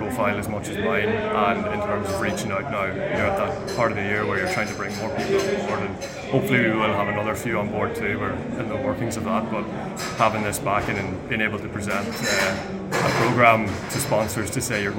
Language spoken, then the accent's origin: English; Ireland; growing up in Ireland